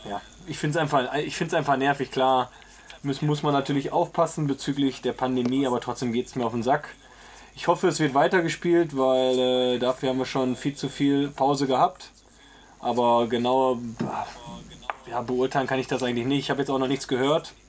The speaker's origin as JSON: {"language": "German", "town": "Essen", "region": "North Rhine-Westphalia", "country": "Germany", "tie": "born or raised there", "said": "ich bin ja äh, an der Hausbergestraße aufgewachsen, quasi wo, wo die alte Tusshalle ist"}